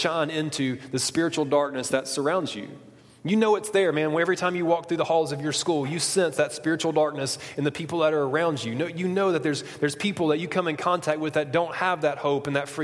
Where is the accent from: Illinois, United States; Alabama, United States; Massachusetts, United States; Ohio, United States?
Alabama, United States; Huntsville; I'm from Huntsville, Alabama